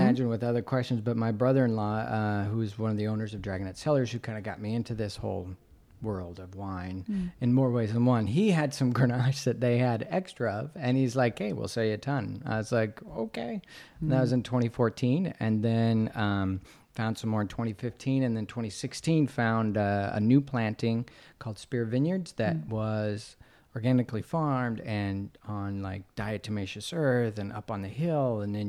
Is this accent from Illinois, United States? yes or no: no; Carey, Idaho, United States; So Kings Point, New York is where Anna is from, and I'm from Cary, Idaho.